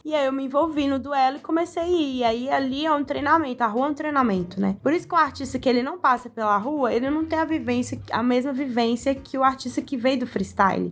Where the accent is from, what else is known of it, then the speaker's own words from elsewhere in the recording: Sabará, Minas Gerais, Brazil; não saí de Sabará